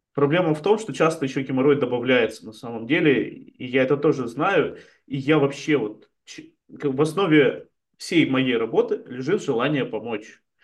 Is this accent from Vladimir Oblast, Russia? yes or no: no; Chelyabinsk, Chelyabinsk Oblast, Russia; moved away as an adult; also born or lived in Israel; now in Spain; я, я из Челябинска приехал